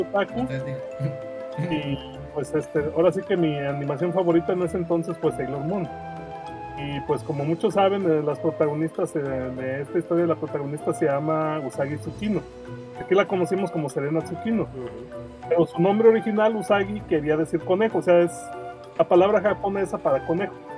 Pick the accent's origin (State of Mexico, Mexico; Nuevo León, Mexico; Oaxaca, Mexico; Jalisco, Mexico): Jalisco, Mexico; Guadalajara; soy de Guadalajara, Jalisco, tengo 43 años